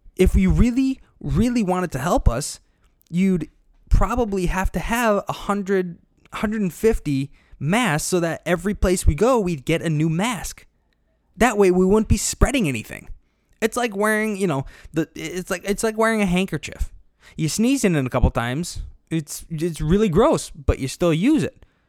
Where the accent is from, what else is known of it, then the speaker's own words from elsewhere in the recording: Illinois, United States; here in Illinois, yes, I'm from Illinois, not Chicago, there is a difference.